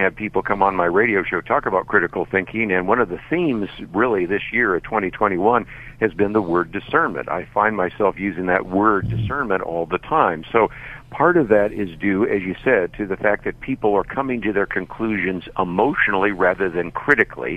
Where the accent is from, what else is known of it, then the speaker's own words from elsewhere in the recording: Berkeley, California, United States; I was born in Berkeley, California, so I understand the culture in which you're speaking right now, and grew up in the San Francisco Bay Area